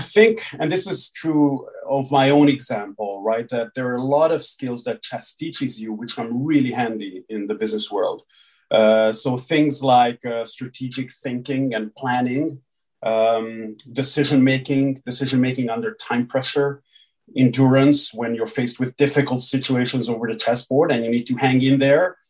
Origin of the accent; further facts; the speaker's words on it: Hungary; I was born and raised in Hungary. So I grew up uh, here